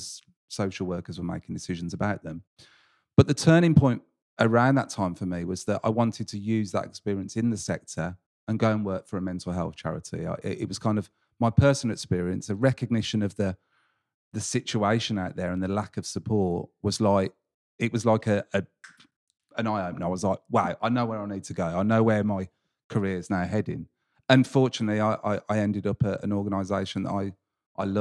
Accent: England, United Kingdom; a tradition of being English

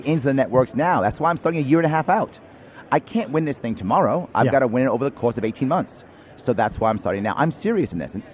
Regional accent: New York City, New York, United States; I'm a New Yorker, born and raised in New York City

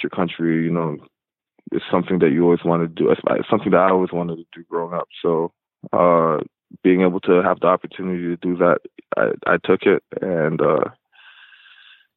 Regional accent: Toronto, Ontario, Canada; also born or lived in Whitby; I watched Vince Carter growing up in Toronto

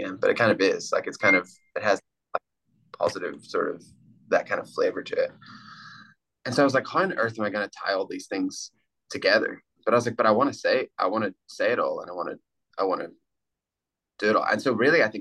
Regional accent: Ireland; I grew up in Ireland, so I grew up listening to the rambling Irish kind of poet, singer, songwriters

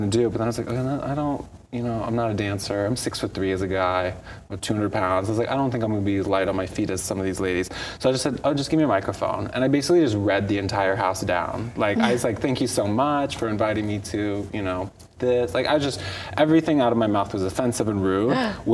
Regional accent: San Francisco, California, United States; I grew up on Castro Street

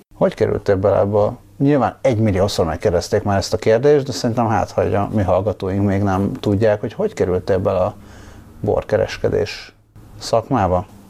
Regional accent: Budapest, Hungary; nem azt mondom, hogy itt nőttem fel, de mondjuk a felnövésem második része az nagyon erősen így Hidegkúthoz, meg völgyhöz kötődik

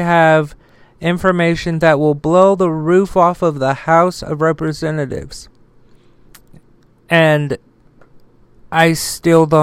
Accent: United States; I'm an American

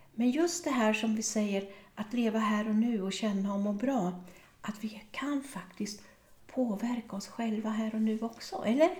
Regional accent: Örebro, Örebro County, Sweden; i Örebro där jag är född och uppvuxen

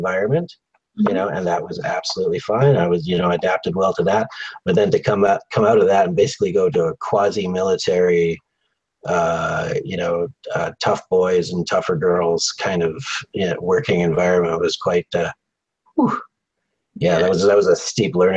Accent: Canada; also born or lived in Victoria, British Columbia; I'm Canadian.

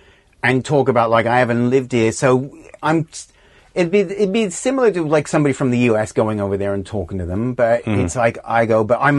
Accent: Los Angeles, California, United States; also born or lived in Australia; I'm from L.A.

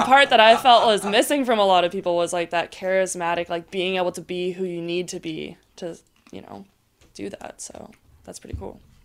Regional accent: Maui, Hawaii, United States; moved away as an adult; I'm originally from Maui, so born and raised on the North Shore there

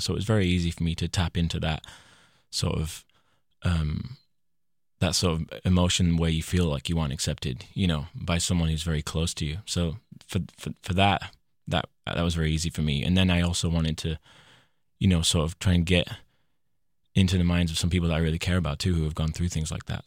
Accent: Leyland, North West England, United Kingdom; My hometown is called Leyland, uh, in Lancashire, the northwest of England

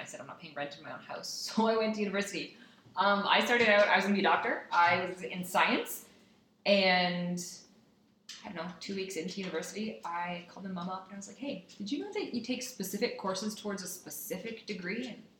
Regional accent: Saudi Arabia; And then fun facts, I grew up in Saudi Arabia.

